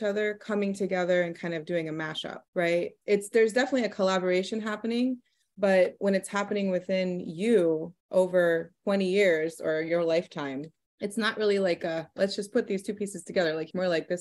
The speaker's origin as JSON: {"language": "English", "town": "Miami", "region": "Florida", "country": "United States", "tie": "born or raised there", "moved": "as an adult", "lives_now": "New York City, United States", "said": "I grew up in Miami, Florida"}